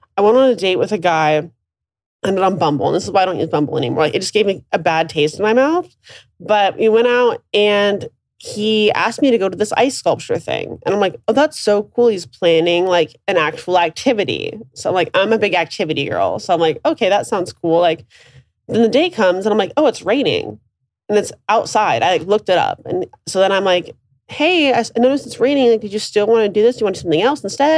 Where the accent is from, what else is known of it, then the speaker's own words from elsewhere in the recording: Alaska, United States; I'm from Alaska.